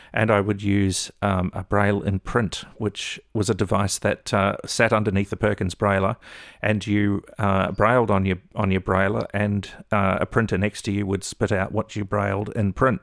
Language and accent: English; Melbourne, Victoria, Australia; moved away as an adult; also born or lived in New Zealand / Northern New South Wales; we ended up living and, uh, growing up in Melbourne. I lived in Melbourne for eight and a half years